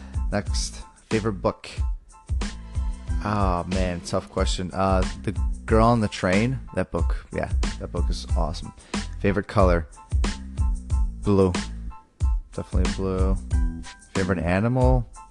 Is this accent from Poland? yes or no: yes; Poland; born there; I was born in Poland.